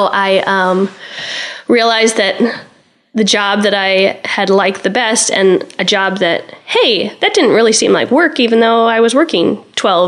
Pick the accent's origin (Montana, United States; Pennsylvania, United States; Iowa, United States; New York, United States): Iowa, United States; Spencer; when I was growing up in Spencer